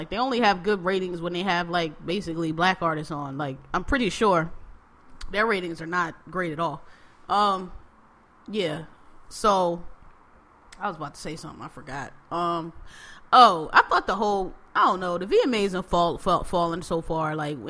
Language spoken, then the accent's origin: English; Queens, New York, United States; I'm still from Southeast Jamaica, Queens, don't get it fucked up.